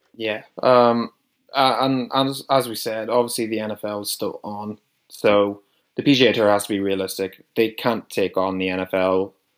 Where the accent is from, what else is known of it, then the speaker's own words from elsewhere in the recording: Newcastle, Northern Ireland, United Kingdom; accent: similar to Rory McIlroy; I'm from Northern Ireland, a place called Newcastle, Northern Ireland